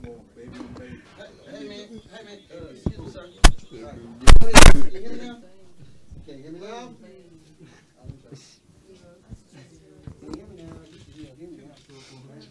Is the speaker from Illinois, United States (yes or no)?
no; Austin, Texas, United States; we … from Austin, Texas.